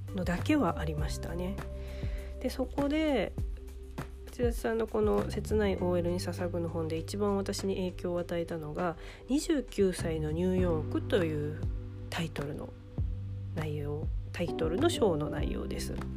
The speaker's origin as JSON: {"language": "Japanese", "region": "Ehime", "country": "Japan", "tie": "born or raised there", "said": "大学を地元の愛媛の大学じゃなくっていやなんか親にお金ないから県外じゃなくて地元にいてみたいなことを言われたから頑張って愛媛大学に行った"}